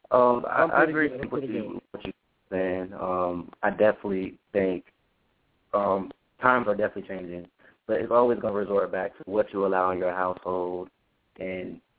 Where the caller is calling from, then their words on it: Tallahassee, Florida, United States; from Tallahassee, Florida.